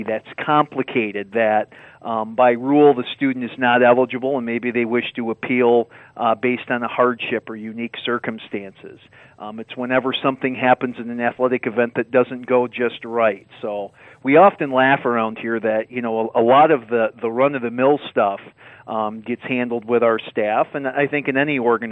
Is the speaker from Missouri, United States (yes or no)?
no; Grand Rapids, Michigan, United States; also born or lived in Caledonia, Michigan; I'm from the West Michigan area, Grand Rapids